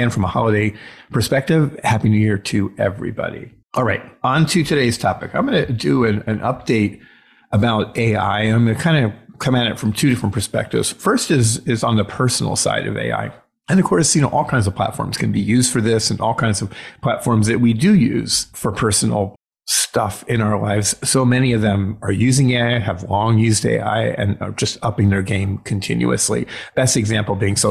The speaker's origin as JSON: {"language": "English", "town": "Chicago", "region": "Illinois", "country": "United States", "tie": "born or raised there", "said": "here in my hometown of Chicago."}